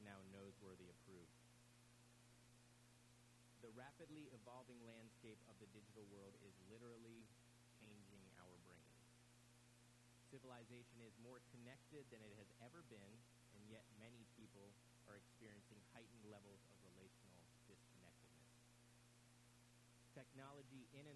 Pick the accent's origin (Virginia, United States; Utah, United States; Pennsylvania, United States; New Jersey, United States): Virginia, United States; Virginia Beach; we grew up together in Virginia Beach, so I had the privilege of going to middle school, high school, and college with my friend Travis.